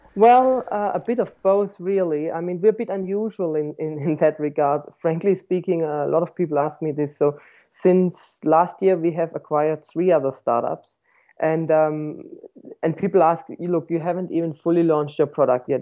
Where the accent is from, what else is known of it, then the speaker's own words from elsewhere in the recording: Stuttgart, Baden-Württemberg, Germany; moved away as an adult; also born or lived in New Zealand; I was born in Stuttgart, um, uh, surrounded by inventors, so to speak. I mean, the first, uh, motor vehicle was invented, uh, just around five minutes from where I used to grow up.